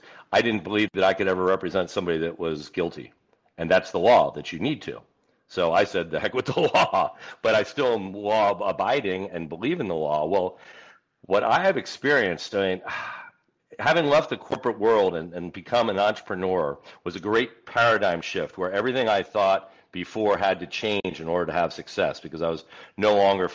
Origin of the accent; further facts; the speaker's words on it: Northeast, United States; moved away; I grew up back in the Northeast